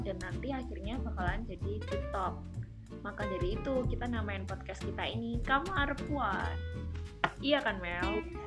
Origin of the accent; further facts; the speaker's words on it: Yogyakarta, Special Region of Yogyakarta, Indonesia; moved away as an adult; now in Semarang, Indonesia; Aku berasal dari kota Gudeg atau kota belajar yaitu Jogja